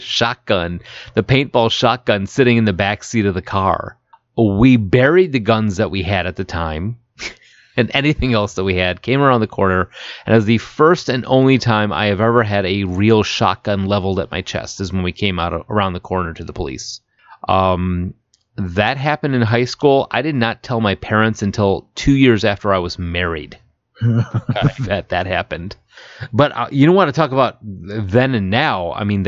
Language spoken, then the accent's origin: English; Chicago area, Illinois, United States; drove me from where we lived to downtown Chicago where my grandparents lived